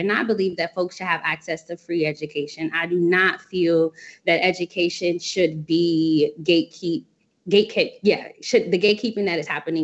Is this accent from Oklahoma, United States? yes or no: no; Cincinnati, Ohio, United States; now in Washington, D.C., United States; I hail from Cincinnati, Ohio